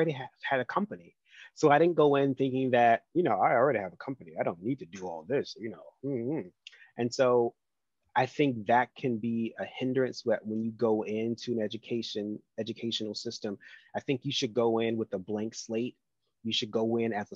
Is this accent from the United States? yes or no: yes; the South, United States; I'm a Southerner